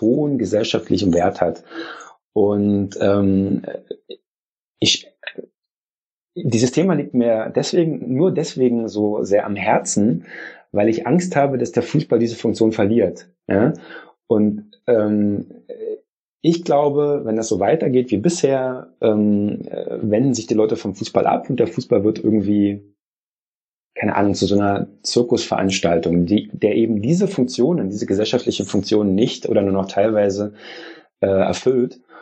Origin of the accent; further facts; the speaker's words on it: Germany; bei uns in Deutschland